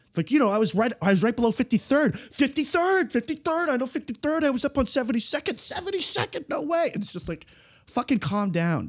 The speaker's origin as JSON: {"language": "English", "region": "East Coast", "country": "United States", "said": "I'm an East Coaster"}